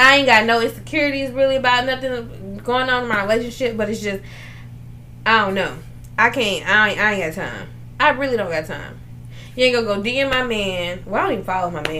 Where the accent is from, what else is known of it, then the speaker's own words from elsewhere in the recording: New Orleans, Louisiana, United States; I'm from New Orleans